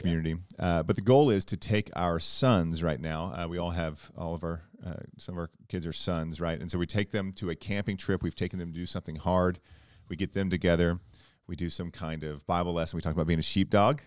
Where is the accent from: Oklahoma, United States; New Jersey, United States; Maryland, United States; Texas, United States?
Oklahoma, United States; South Central; I grew up in a small town in Oklahoma, South Central Oklahoma